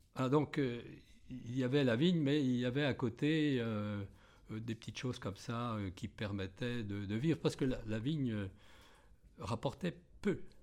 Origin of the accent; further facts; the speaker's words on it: Balnot-sur-Laignes, Grand Est, France; also born or lived in Bagneux-la-Fosse; j'habite la région euh, depuis ma naissance. Je suis né dans un petit village euh, à, côté de, d'Hérissé qui s'appelle Balneau-sur-Laigne